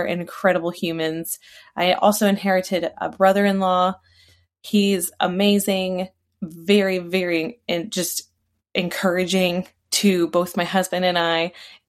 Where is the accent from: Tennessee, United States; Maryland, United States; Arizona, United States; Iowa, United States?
Maryland, United States; also born or lived in Texas / Germany / New York; now in Virginia, United States; I live in Virginia. I haven't always lived in Virginia. I was raised in Maryland. I was born in Texas. I lived in Germany. I also lived in New York.